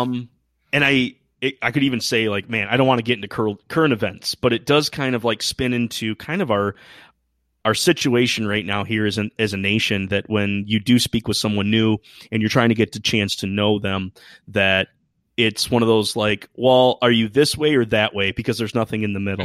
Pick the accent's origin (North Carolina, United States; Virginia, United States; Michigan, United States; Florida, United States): Michigan, United States; I hail from Michigan, uh, on the west side, So more of the Lake Michigan side as opposed to the Huron